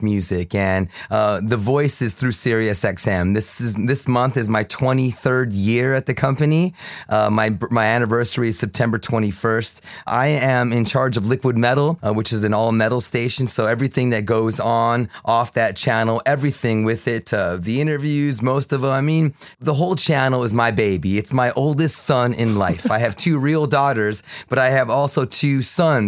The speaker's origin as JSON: {"language": "English", "town": "Douglas", "region": "Arizona", "country": "United States", "tie": "born or raised there", "said": "I was raised in Douglas, Arizona, which is right on La Frontera, nine blocks from the fence is where I grew up"}